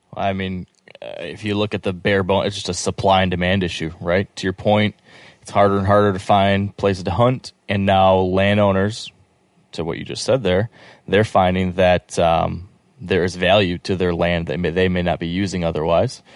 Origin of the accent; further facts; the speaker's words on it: Michigan, United States; I'm from Michigan